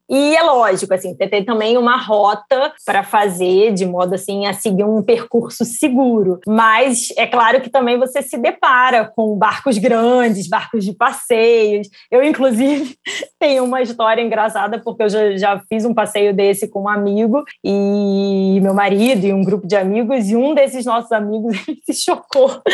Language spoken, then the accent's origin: Portuguese; Brazil; now in Amsterdam, Netherlands; eu como brasileira morando aqui